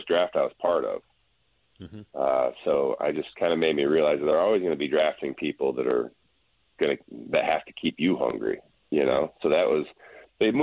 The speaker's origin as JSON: {"language": "English", "region": "Midwest", "country": "United States", "moved": "yes", "said": "We're both from the Midwest"}